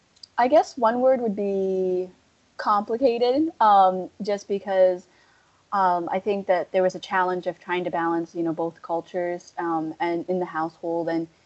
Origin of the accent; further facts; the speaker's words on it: New Hampshire, United States; also born or lived in Kunming, China / Milwaukee, Wisconsin / Costa Rica; now in Seattle, United States; And I first immigrated to Milwaukee, Wisconsin, and I spent a few years there, then spent some time in Costa Rica, and then that was about 6 months, and then back to Wisconsin, and then the majority of my life I've spent in New Hampshire. So I've kind of been all over.